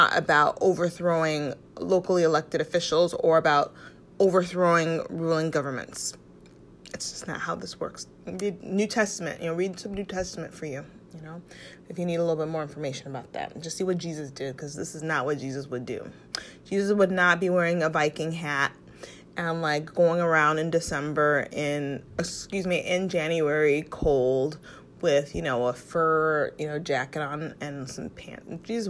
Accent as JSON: {"language": "English", "country": "United States", "tie": "born or raised there", "said": "I'm an American. I'm, you know, born and raised here"}